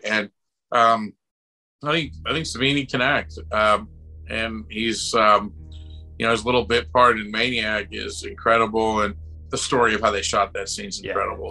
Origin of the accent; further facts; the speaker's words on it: Buffalo, New York, United States; I grew up in Buffalo, New York